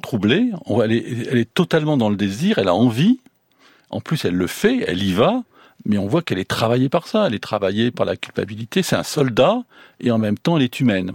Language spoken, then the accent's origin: French; the Nord, Hauts-de-France, France; je suis du Nord